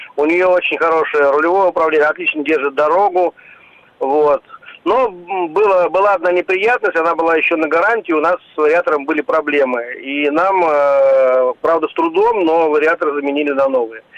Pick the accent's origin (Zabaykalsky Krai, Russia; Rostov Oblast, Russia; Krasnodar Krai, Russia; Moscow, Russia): Moscow, Russia; now in Moscow Oblast, Russia; Да, я э, из Москвы, но живу за городом Московской области.